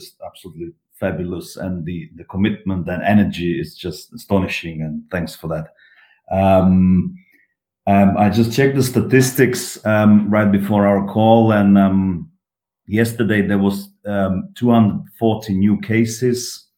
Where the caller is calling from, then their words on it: Prague, Czechia; I'm calling from Prague, the Czech Republic